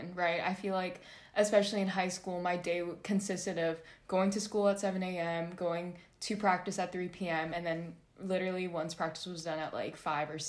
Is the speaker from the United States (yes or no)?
yes; Orange County, California, United States; also born or lived in San Bernardino County, California; now in San Diego, United States; I'm from Orange County, but my family and I moved from San Bernardino County to Orange County when I was, I think, in middle school, when I was in sixth grade